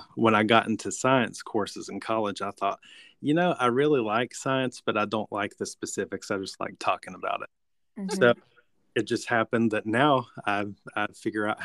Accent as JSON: {"language": "English", "region": "southwestern Virginia", "country": "United States", "moved": "yes", "said": "I am originally from the southwestern tip of Virginia, not to be confused with West Virginia"}